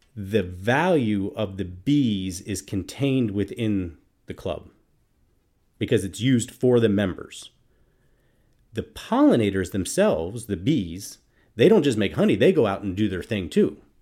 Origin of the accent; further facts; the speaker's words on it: Minnesota, United States; I'm from Minnesota